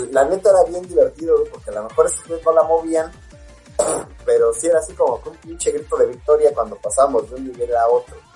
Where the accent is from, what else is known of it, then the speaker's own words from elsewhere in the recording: Mexico City, Mexico; los chilangos, güey, luchábamos por sobrevivir.